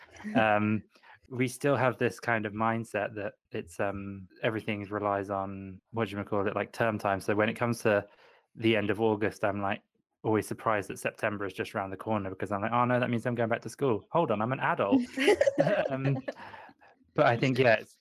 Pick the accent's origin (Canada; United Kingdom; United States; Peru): United Kingdom; I'm very British